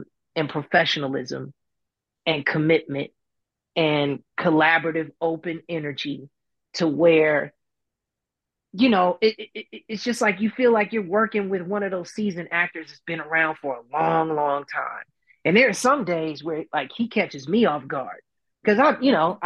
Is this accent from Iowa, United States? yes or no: no; Chicago, Illinois, United States; I'm from Chicago